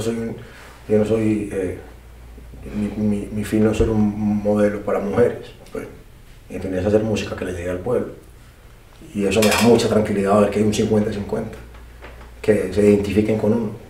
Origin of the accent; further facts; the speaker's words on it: Colombia; que yo soy colombiano, no vengo de Puerto Rico, ¿sabes?